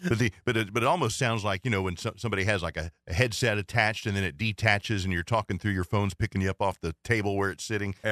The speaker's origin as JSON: {"language": "English", "region": "Ohio", "country": "United States", "tie": "born or raised there", "moved": "yes", "lives_now": "South Carolina, United States", "said": "I grew up in Ohio"}